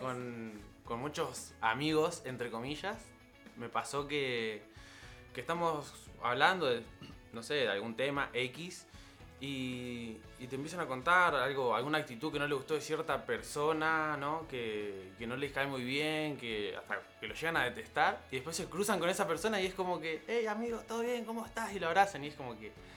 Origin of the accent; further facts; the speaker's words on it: Rosario, Santa Fe, Argentina; en Rosario, en la ciudad, mi ciudad natal.